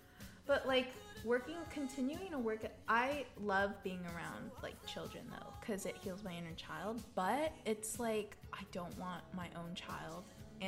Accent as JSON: {"language": "English", "region": "the South", "country": "United States", "accent": "Southern", "said": "Yeah, English, Southern, my Southern accent."}